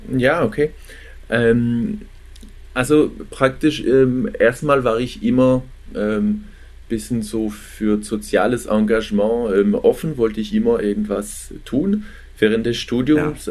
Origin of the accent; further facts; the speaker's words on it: France; now in Germany; ich komme ursprünglich aus Frankreich